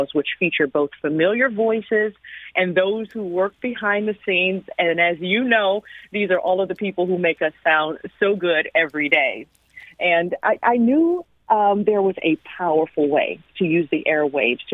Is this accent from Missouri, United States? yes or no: yes; St. Louis, Missouri, United States; moved away as an adult; now in Washington, D.C., United States; my hometown of St. Louis